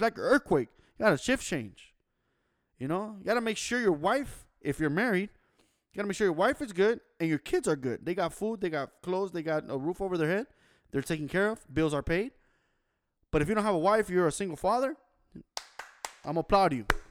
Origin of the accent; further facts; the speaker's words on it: Los Angeles, California, United States; I was born and raised in Los Angeles, California downtown LA to be exact, 213 Koreatown